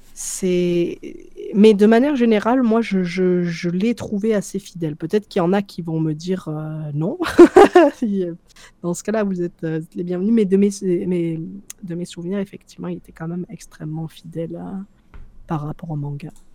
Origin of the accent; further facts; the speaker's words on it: France; moved away as an adult; also born or lived in Algeria (ancestry); now in Canada; je suis française, même si aujourd'hui, tu vois, je, je, je, ne vis plus en France depuis 5 euh, ans